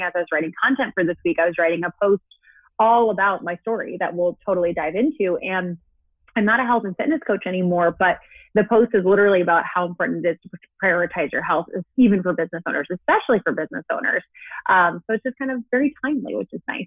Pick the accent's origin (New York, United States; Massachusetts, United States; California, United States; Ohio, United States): New York, United States; moved away as an adult; also born or lived in San Diego; I'm from New York, born and raised, and I moved to San Diego